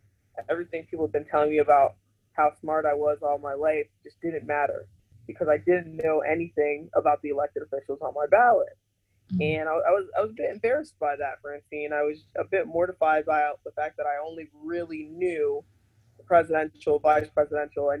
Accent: Miami, Florida, United States; I was born in Miami, which there's a huge Haitian community. And so I was really cradled in that growing up

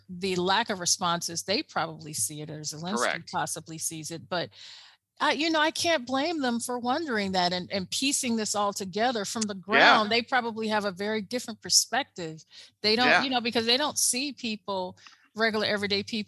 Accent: United States; as an American

